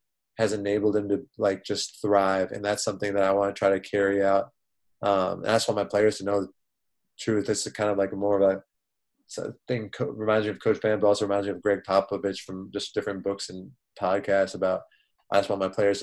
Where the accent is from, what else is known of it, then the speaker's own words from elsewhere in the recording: Great Falls, Virginia, United States; also born or lived in Maryland / Washington, D.C.; I'm from Great Falls, Virginia, which is, I guess, by the Reston Wheelie stop. They didn't even have a metro there back in the day. But I went to school in Maryland, D.C., growing up